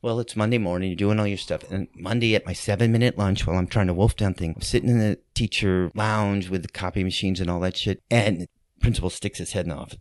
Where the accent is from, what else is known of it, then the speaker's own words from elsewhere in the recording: New Orleans, Louisiana, United States; moved away as an adult; also born or lived in New York City; I grew up here in New Orleans, but I moved back